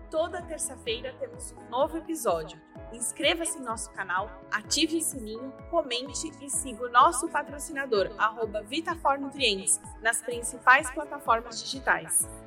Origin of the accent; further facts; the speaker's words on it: Brasília, Federal District, Brazil; eu sou de Brasília, Selma. Eu atendo lá na região de Águas Claras